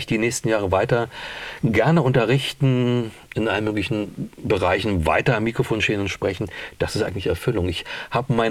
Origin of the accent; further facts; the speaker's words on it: Berlin, Germany; Aber es war so ein Genuss, die eine zu hören als Berlinerin